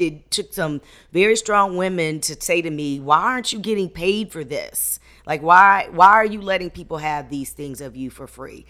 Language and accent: English; Hampton, Virginia, United States; I was raised on Hampton Institute's grounds